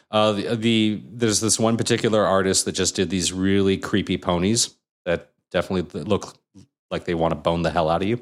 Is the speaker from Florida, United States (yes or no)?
no; Anaheim, California, United States; growing up in Anaheim and hanging out at Disneyland all the time